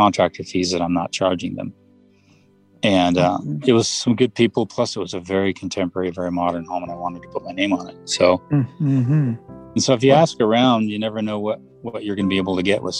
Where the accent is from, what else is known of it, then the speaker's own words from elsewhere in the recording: Westlake Village, California, United States; now in Utah, United States; I grew up in the Westlake Village, California